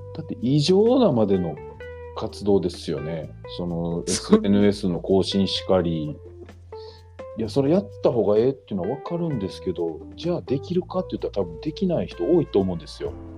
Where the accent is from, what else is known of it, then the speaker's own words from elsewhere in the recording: Kobe, Hyogo, Japan; now in Ashiya, Japan; 出身は神戸なんですけど